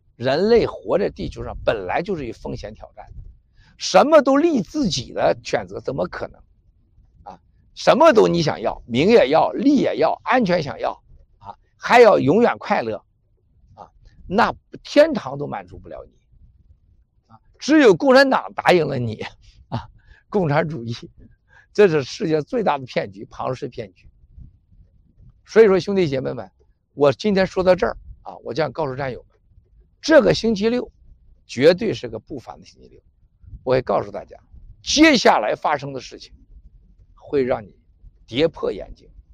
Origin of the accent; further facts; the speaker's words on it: China; moved away; 我们中国人最大的问题就是爱撒谎